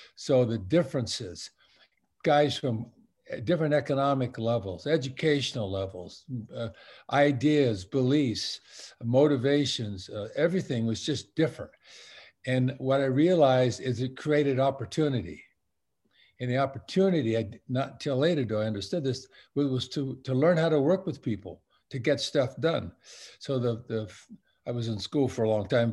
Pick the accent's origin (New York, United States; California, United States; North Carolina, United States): California, United States; Long Beach; I'm a Southern California kid, born and raised in Long Beach, California